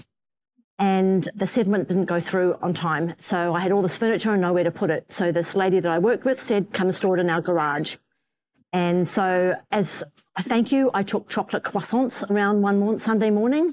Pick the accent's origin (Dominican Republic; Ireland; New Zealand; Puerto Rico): New Zealand; Warkworth, Auckland; moved away; also born or lived in Western Australia; Warkworth is a little town that I grew up in.